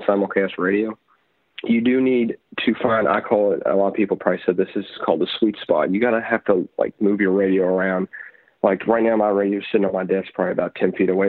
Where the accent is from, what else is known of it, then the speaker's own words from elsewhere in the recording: Louisville, Kentucky, United States; also born or lived in Richmond, Kentucky; my hometown of Louisville, Kentucky